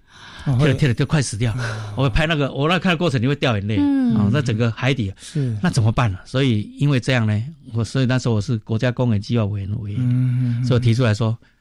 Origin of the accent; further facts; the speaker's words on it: Kaohsiung, Taiwan; also born or lived in Penghu; 从小我是哦高雄长大